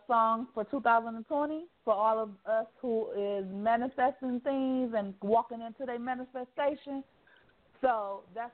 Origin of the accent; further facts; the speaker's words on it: Detroit, Michigan, United States; now in Atlanta, United States; I'm from Detroit, but I'm repping the A-Town